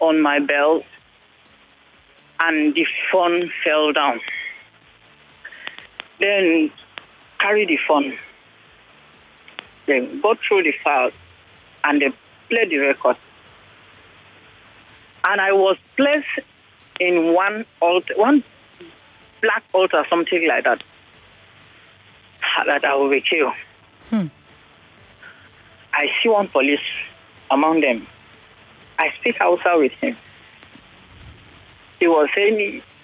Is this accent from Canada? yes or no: no; Kaduna, Kaduna State, Nigeria; now in Lagos, Nigeria; I'm a northerner. I'm from Kaduna.